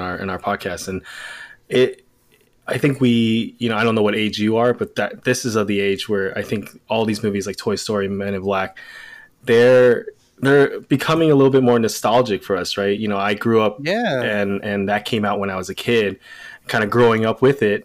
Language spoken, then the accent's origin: English; Los Angeles, California, United States; moved away as an adult; also born or lived in Bay Area, California; now in Sacramento, United States; born and raised, Los Angeles